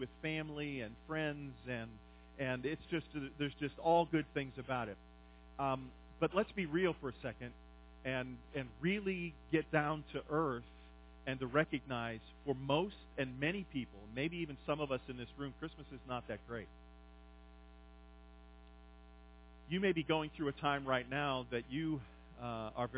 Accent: Pennsylvania, United States; moved away; I grew up in Pennsylvania, and so the seasons are a part of my life

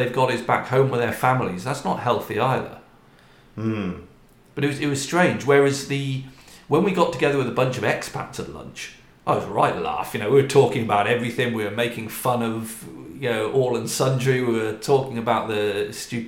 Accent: United Kingdom; moved away; we're British or because we're expats

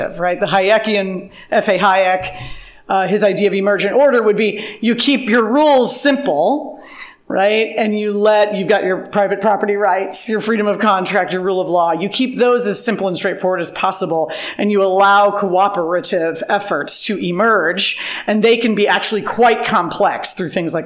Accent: St. Louis, Missouri, United States; I do commute because I wanted to stay in my hometown, St. Louis, Missouri

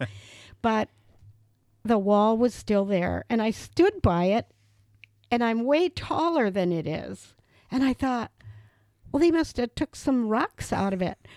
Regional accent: Reedsburg, Wisconsin, United States; moved away as an adult; also born or lived in Janesville, Wisconsin; coming back to my hometown

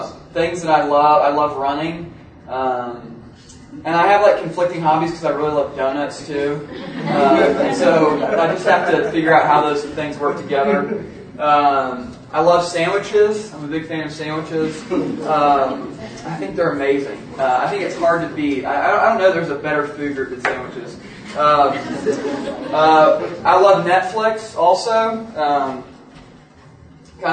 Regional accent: Kansas City, Missouri, United States; now in Kentucky, United States; I grew up in Kansas City, Missouri

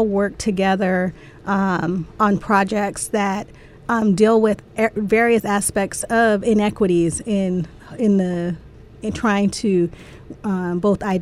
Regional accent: Southern California, United States; I grew up in Southern California

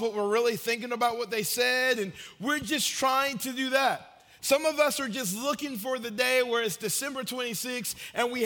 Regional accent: Marietta, Georgia, United States; now in Murfreesboro, United States; When I was growing up in Marietta, Georgia

